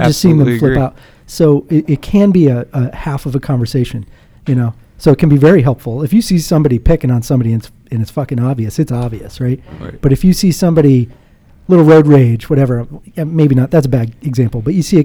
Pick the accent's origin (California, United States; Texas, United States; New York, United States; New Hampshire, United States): New Hampshire, United States; I'm from New Hampshire